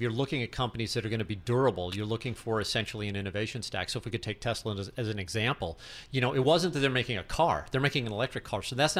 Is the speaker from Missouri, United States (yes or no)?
yes; St. Louis, Missouri, United States; also born or lived in New York; I'm from St. Louis. But you know, born and raised. But New York's in my blood.